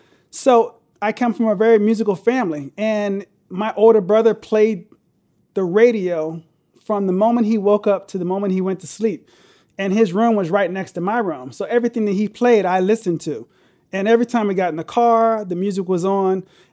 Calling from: Glenelg, Maryland, United States; I'm in between Baltimore and D.C., an area called Glen Elg.

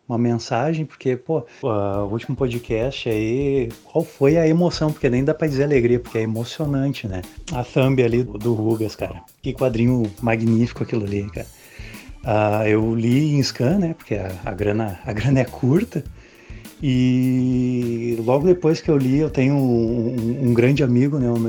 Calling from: Rio Grande do Sul, Brazil; sou aqui do Rio Grande do Sul.

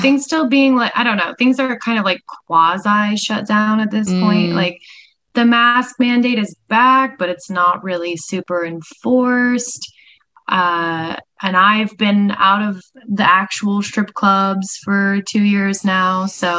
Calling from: Los Angeles, California, United States; Yes, I'm here in sunny LA.

